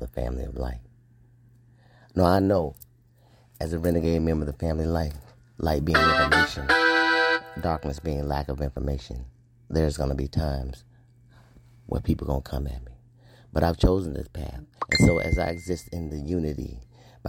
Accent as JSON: {"language": "English", "country": "United States", "said": "I am an American, black man, American, Scorpio Marine officer"}